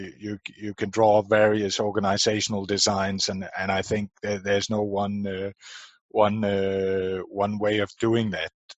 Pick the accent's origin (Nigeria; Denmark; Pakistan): Denmark; born and raised in Denmark